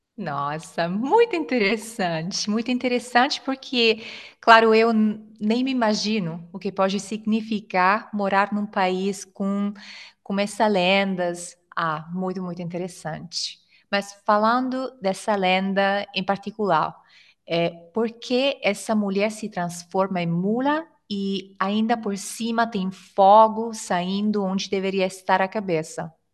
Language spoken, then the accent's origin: Portuguese; Italy; Portuguese is a second language; sou italiana e ensino italiano também no Italki